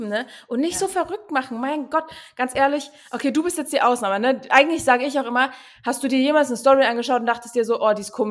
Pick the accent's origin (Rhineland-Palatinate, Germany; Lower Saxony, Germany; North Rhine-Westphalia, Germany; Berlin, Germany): Berlin, Germany; now in Cottbus, Germany; Aber ich bin aus Berlin, deswegen da ist es eigentlich normal. Na ja, gut, hier in Cottbus